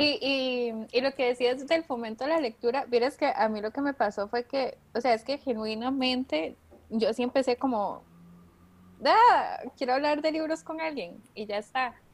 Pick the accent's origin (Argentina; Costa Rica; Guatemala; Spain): Costa Rica; yo soy de Costa Rica, por eso digo la R así